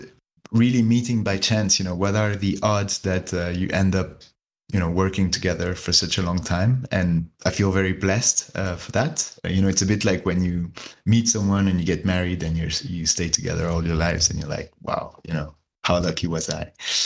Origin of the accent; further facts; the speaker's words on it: China; also born or lived in Hong Kong; … is from Belgium, … is from Switzerland, and I'm French, but I grew up in China.